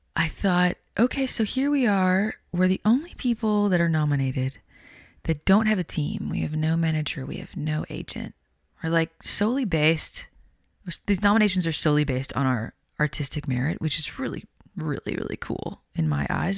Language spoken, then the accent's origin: English; Winnipeg, Manitoba, Canada; growing up in Winnipeg